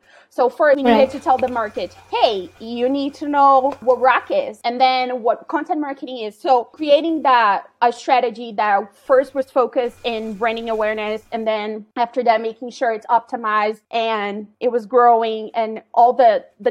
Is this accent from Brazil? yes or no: yes; Belo Horizonte, Minas Gerais, Brazil; I currently live in Belo Horizonte. It's my hometown.